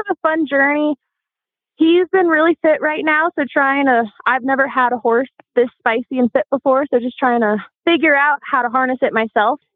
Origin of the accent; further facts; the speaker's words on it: Colorado, United States; also born or lived in Golden, Colorado; I am from Colorado. I'm from a little small town, but currently I'm up in Golden going to school for electrical engineering.